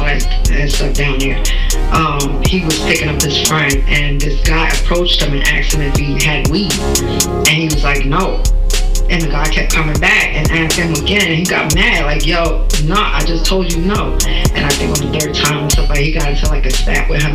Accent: New York City, New York, United States; I grew up with him in Flatbush, Brooklyn

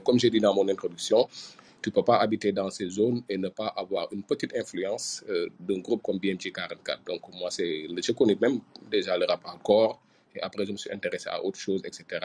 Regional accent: Ouakam, Diamaguène and Sicap Mbao, Dakar, Senegal; j'ai grandi à, je suis né à Wakam, mais j'ai grandi entre Diamagan et Sikambao.

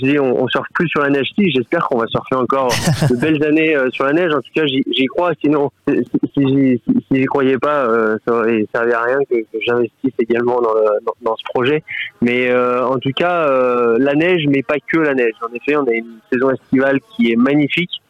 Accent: Corrençon-en-Vercors, Auvergne-Rhône-Alpes, France; Je suis né à Corançon. Enfin, je suis pas né à Corançon, mais j'ai toujours vécu à Corançon.

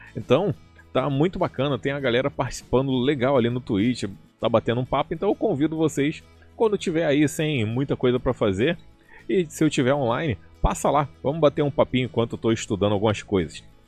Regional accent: Rio de Janeiro, Brazil; eu sou do Rio de Janeiro

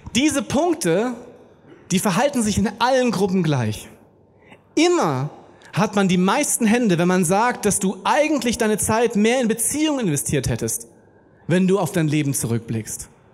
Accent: Germany; wir sind Deutsche

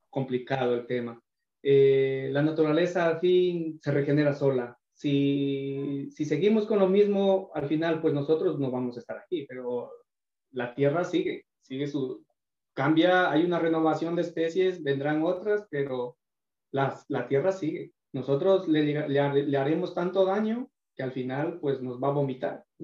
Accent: Ecuador; born there; Sí, exactamente, estoy hablando de, mi pueblo, de mi provincia.

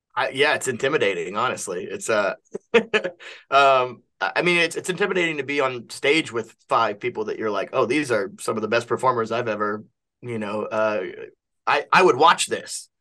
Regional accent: Kentucky, United States; I'm from Kentucky

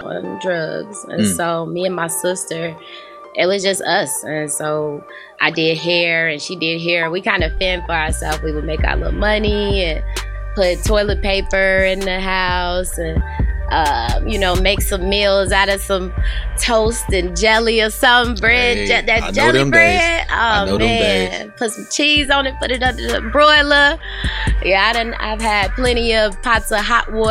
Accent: South Suburbs of Chicago, Illinois, United States; I'm originally from, people say Chicago, but I'm from the South Suburbs.

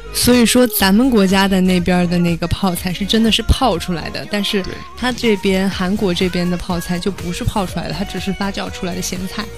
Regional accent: Changsha, Hunan, China; 我就会介绍我家乡的一种非常著名的美食 是什么呀？ 长沙臭豆腐。

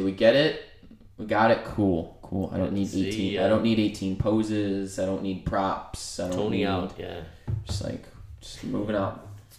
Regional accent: United States; We're American

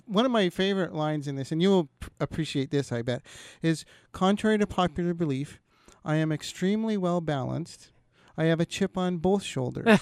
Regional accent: Kenora, Ontario, Canada; moved away; I'm originally from Kenora, Ontario

